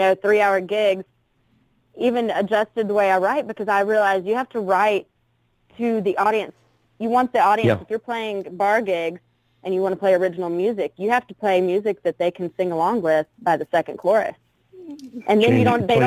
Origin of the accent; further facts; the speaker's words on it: Spartanburg, South Carolina, United States; also born or lived in Florida; now in Nashville, United States; I'm originally from Spartanburg, South Carolina, and moved back kind of in and out of Florida and Southeast and whatnot. And I've been in Nashville for a little while now